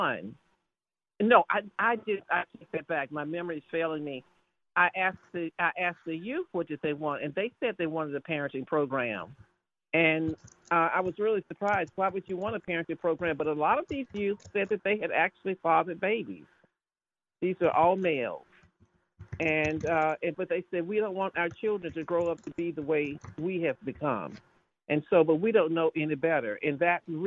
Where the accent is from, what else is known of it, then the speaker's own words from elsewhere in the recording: the South, United States; moved away; also born or lived in Washington, D.C.; I'm from the South